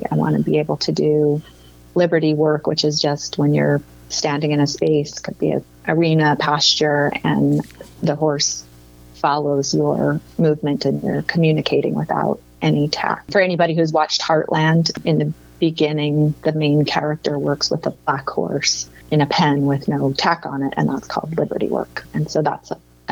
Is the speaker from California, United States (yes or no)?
yes; Southern California, United States; moved away as an adult; now in Denver, United States; I grew up in Southern California in a kind of deserty climate